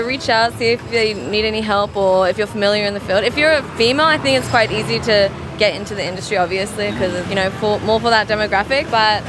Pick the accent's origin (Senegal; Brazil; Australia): Australia; I'm 22, I'm from Australia